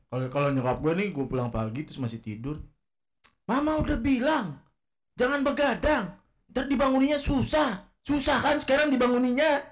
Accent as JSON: {"language": "Indonesian", "town": "South Tangerang", "region": "Banten", "country": "Indonesia", "tie": "born or raised there", "also_born_or_lived": "Cilandak, Jakarta", "said": "Rumah sakit Marinir di Cilandak. Cuma besarnya di Pamulang"}